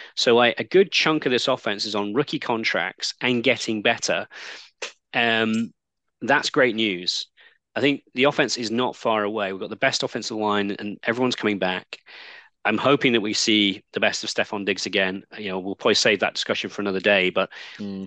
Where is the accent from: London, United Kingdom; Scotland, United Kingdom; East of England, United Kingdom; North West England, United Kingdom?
North West England, United Kingdom; Manchester; I grew up in Manchester